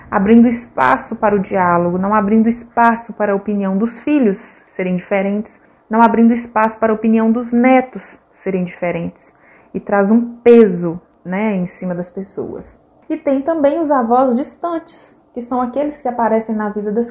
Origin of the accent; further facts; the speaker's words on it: Minas Gerais, Brazil; Ai, padre, sendo bem mineiro, né?